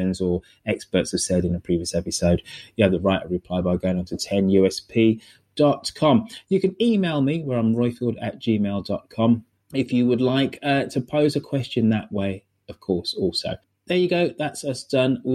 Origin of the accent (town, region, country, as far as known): United Kingdom